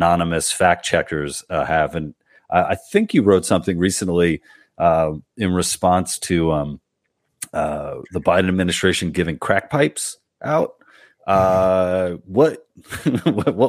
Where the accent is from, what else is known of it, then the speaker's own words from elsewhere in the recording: New York City, New York, United States; I'm from Queens. I'm from Queens as well